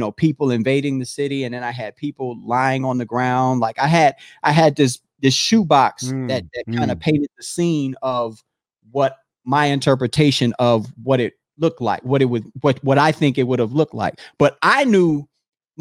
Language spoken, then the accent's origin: English; Howard County, Maryland, United States; I grew up in Howard County, Maryland